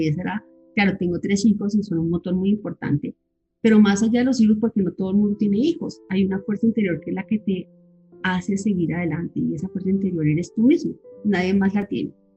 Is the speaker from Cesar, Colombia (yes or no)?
no; Bogotá, Colombia; moved away as an adult; also born or lived in Villavicencio, Colombia / Oman; me vine con mis hijitos a, a Bogotá, que es mi, mi país, mi tierra, mi sitio, pues mis papás ya no están y, pues tengo muy poca familia acá, pero es, es el país donde he crecido